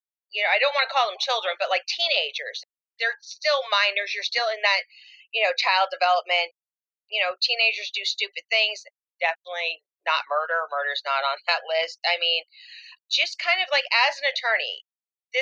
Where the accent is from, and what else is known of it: Rhode Island, United States; born or raised there